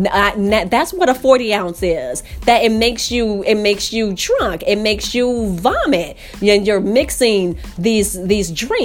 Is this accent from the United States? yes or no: yes; Chicago, Illinois, United States; now in Marina del Rey, United States; I grew up in the city of Chicago, Illinois, on the west side of Chicago.